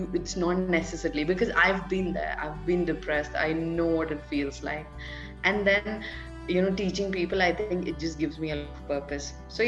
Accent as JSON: {"language": "English", "region": "Delhi", "country": "India", "said": "I'm basically somewhere from Delhi. And I have been born and brought up in, so I was born at one place and then I was brought up in multiple places."}